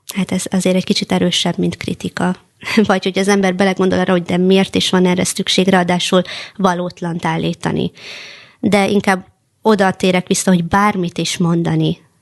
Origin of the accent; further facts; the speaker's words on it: Hungary; magyar cigány nőként